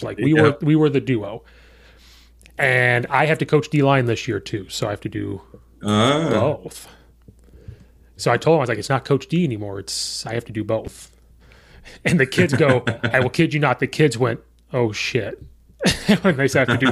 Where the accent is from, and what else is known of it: central Illinois, United States; now in Chicago suburbs, United States